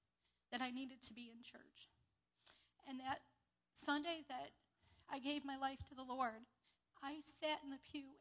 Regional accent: New York, United States; also born or lived in Lakota Indian Reservation; we came back to New York to live with my father

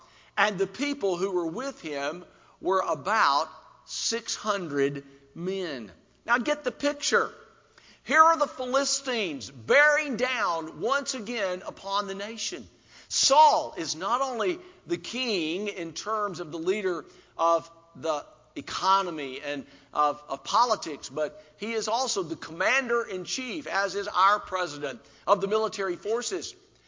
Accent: South Carolina, United States; since I was from South Carolina, I wore, and I'm going to make some of you happy here, okay, I had a Clemson Tiger.

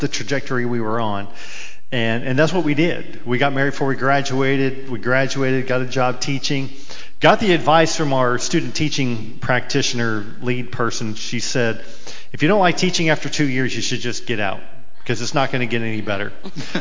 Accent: Washington, United States; moved away as an adult; also born or lived in Northern California / Vancouver, Washington; now in Nashville, United States; I was born in Northern California, and at a very young age, around 5, my parents were divorced. Ultimately, my mom remarried, and we moved to Washington State. So I grew up on the West Coast, all the way up through college

